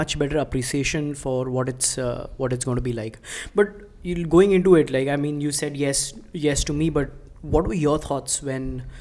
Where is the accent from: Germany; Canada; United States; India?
India; we are from India